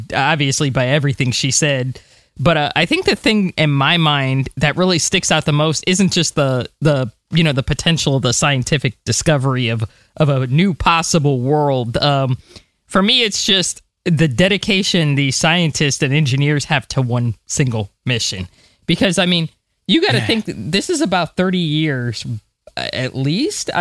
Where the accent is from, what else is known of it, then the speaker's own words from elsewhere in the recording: United States; as an American myself